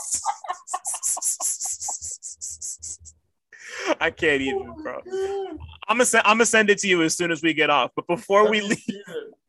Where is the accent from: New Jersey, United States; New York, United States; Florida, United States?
New Jersey, United States; I'm from Jersey